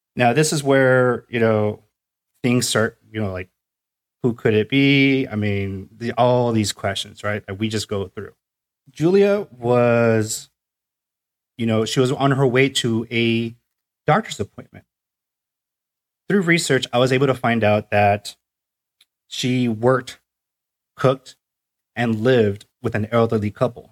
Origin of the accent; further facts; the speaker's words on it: North County, California, United States; I'm from North County